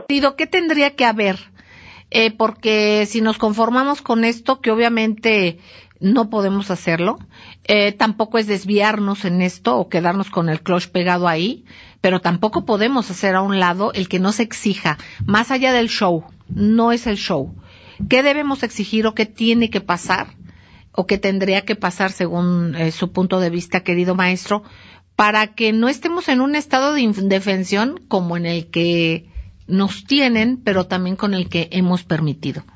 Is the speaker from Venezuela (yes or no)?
no; Mexico; como mexicanos